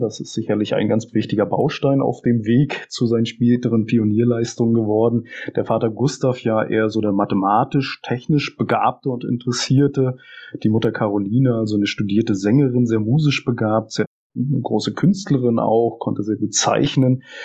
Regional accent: Anklam, Mecklenburg-Vorpommern, Germany; moved away as an adult; also born or lived in Dresden / Berlin; Ich bin gebürtiger Anklammer und eigentlich nach dem Aufwachsen hier erstmal aus Anklam weggegangen.

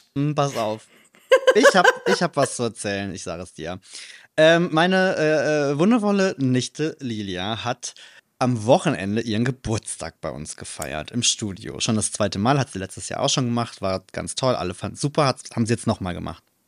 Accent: Trier, Rhineland-Palatinate, Germany; now in Cologne, Germany; in meiner Heimatstadt

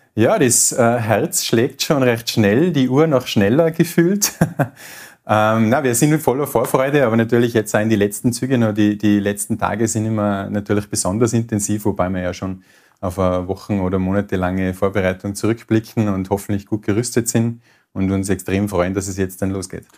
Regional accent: Tyrol, Austria; als Tiroler

